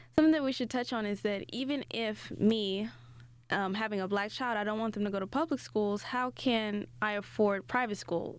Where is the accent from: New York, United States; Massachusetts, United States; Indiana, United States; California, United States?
Indiana, United States; Gary; I grew up in Gary, a predominantly black, um, neighborhood, and I went to school there until the eighth grade